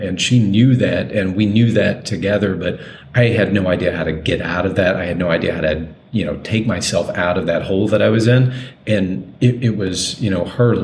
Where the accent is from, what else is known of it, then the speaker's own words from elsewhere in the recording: Deep South, United States; growing up in the Deep South